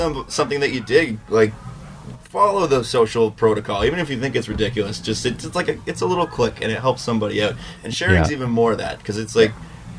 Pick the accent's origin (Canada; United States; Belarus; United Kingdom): Canada; because it's either you have to sign the petition as a Canadian, or as a Canadian, you have to start going to fucking shows.